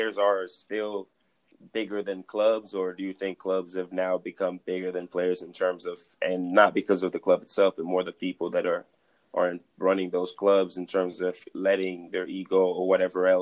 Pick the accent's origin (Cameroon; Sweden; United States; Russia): Cameroon; moved away; I'm from Cameroon